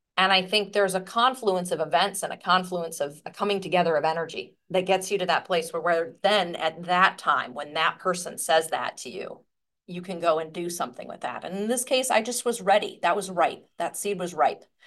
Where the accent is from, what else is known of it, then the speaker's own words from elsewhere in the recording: Midwest, United States; I'm from the Midwest